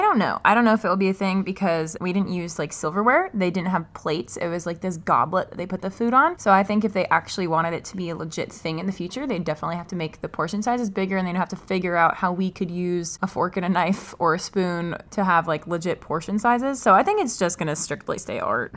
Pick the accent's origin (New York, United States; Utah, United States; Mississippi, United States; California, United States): California, United States; Los Angeles; I'm from Los Angeles